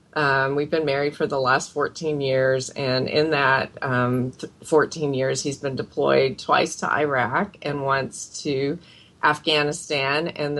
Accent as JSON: {"language": "English", "country": "Philippines", "tie": "born there", "said": "I can't really claim, I'm from this area, except for that I was born in the Philippines."}